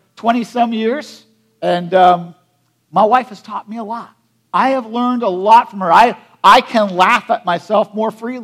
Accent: United States; I grew up in Perry County

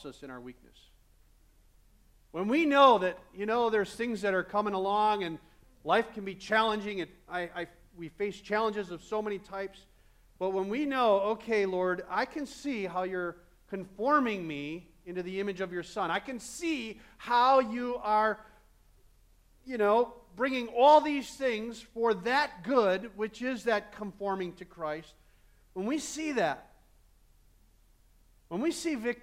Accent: Midwest, United States; I'm a Midwesterner

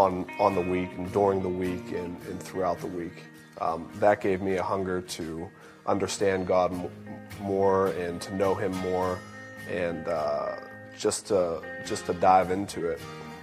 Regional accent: Oakmont, Pennsylvania, United States; I'm 26 years old. I'm from Oakmont. I grew up in Oakmont.

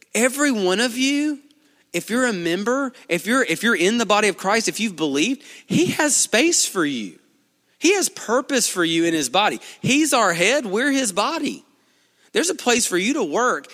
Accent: Duncanville, Alabama, United States; I'm from here. I'm from Duncanville

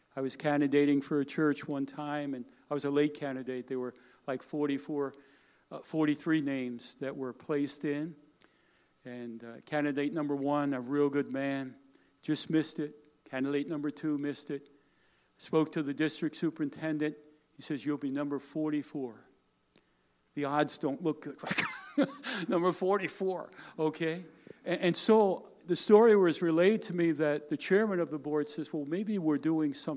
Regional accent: Smithtown, New York, United States; I grew up on Long Island, New York

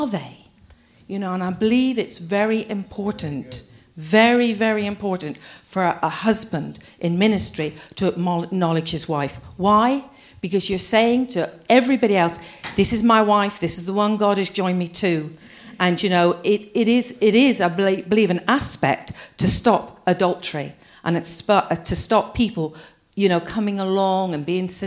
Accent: England, United Kingdom; we English people

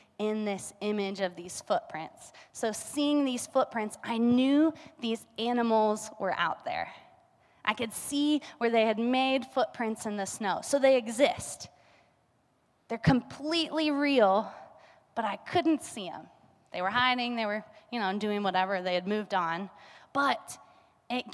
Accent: Kansas, United States; now in Colorado, United States; We're from Kansas

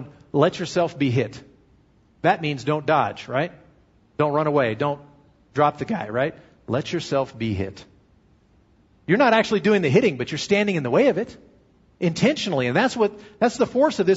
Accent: United States; I'm an American Christian

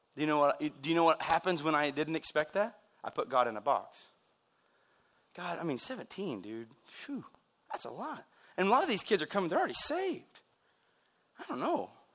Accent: United States; We're American people

